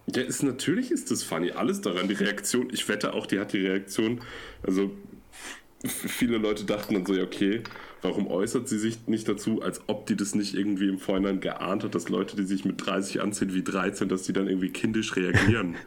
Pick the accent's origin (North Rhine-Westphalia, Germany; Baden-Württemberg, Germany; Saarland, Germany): North Rhine-Westphalia, Germany; Münster; ich komme ja aus Münster